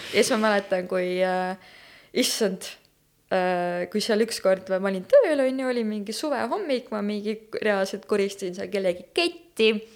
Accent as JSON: {"language": "Estonian", "town": "Tartu", "region": "Tartu County", "country": "Estonia", "tie": "born or raised there", "moved": "as an adult", "lives_now": "Tallinn, Estonia", "said": "ma olen äh, Tartust pärit, see vist juba sai mainimist või ei saanud, ma ei mäletagi juba enam. Äh, jah, põlistartlane"}